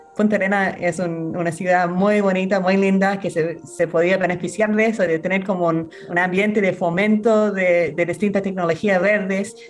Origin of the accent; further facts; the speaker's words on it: Australia; Spanish is a second language; moved away as an adult; now in Chile; yo soy abogada australiana, vine de Chile hace en 12 años